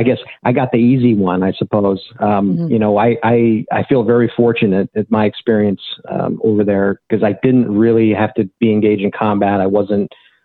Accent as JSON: {"language": "English", "town": "Beaverton", "region": "Oregon", "country": "United States", "tie": "born or raised there", "moved": "as an adult", "said": "I grew up in Beaverton, Oregon"}